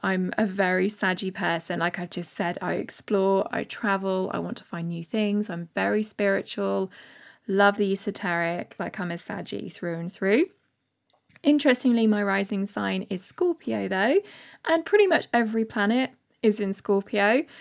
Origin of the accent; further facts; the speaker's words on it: Bath, South West England, United Kingdom; moved away; I am from Bath. Uh, lived there for my first so many years with my parents